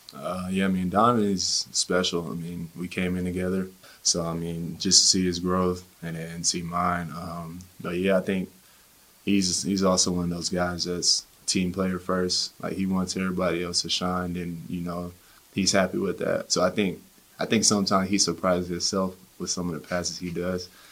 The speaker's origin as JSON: {"language": "English", "town": "Killeen", "region": "Texas", "country": "United States", "tie": "born or raised there", "moved": "yes", "lives_now": "Salt Lake City, United States", "said": "being from Killeen"}